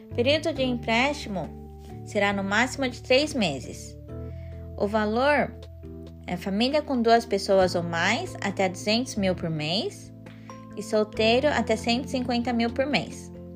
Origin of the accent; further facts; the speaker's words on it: Japan; Portuguese is a second language; Cresci aqui no Japão